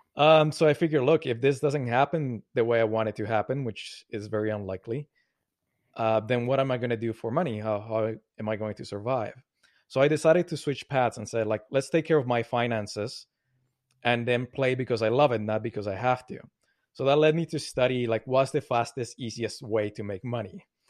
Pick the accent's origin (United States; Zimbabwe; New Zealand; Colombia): Colombia; now in Montreal, Canada; I grew up in Colombia, South America. I live now in Montreal